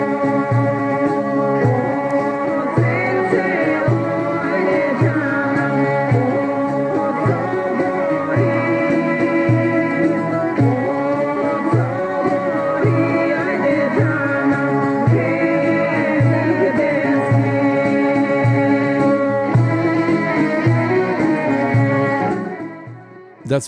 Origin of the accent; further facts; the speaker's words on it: Studena Bara, North Macedonia; moved away; I was born in Studena Bara